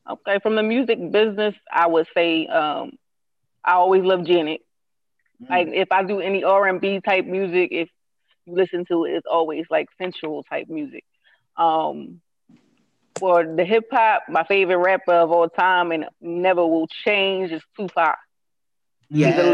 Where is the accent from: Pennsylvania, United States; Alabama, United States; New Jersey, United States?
Pennsylvania, United States; Philadelphia; I'm from Uptown.